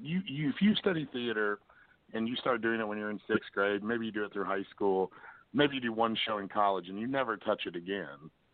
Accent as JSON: {"language": "English", "town": "Lexington", "region": "Kentucky", "country": "United States", "moved": "as an adult", "lives_now": "Springfield, United States", "said": "I'm originally from Lexington myself"}